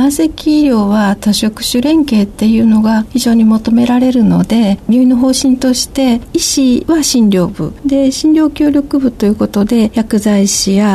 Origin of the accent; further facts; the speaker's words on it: Ehime, Japan; moved away as an adult; now in Naruto, Japan; 私、愛媛県の出身なんですが、徳島大学の薬学部に入学しまして、で、ご縁があって、今は徳島県の鳴門市に在住しております。